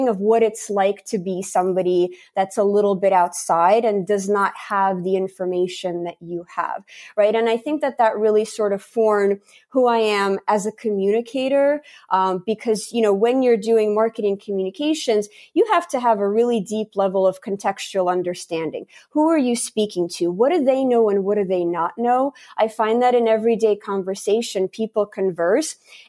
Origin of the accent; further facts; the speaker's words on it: United States; also born or lived in St. Petersburg, Russia / Riga, Latvia; I grew up in Latvia until the age of 7, almost 8 years old, when I came to America with my parents